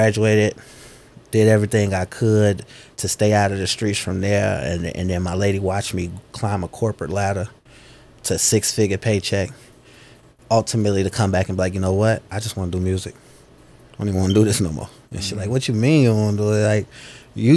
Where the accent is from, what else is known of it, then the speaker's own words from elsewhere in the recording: Chicago, Illinois, United States; south side of Chicago, born and raised